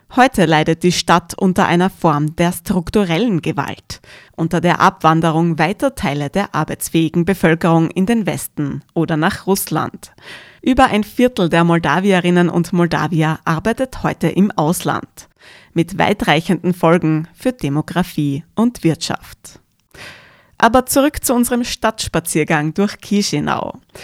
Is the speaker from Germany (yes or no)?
no; Austria; bei uns in Österreich, mitten in Europa